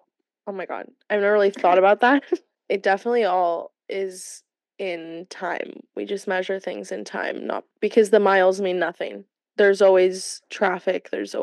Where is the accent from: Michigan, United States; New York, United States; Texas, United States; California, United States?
California, United States; moved away as an adult; now in West Virginia, United States; I was from California